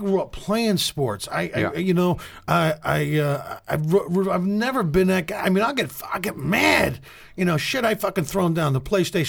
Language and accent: English; Philadelphia, Pennsylvania, United States; moved away; I'm from Philly, bro.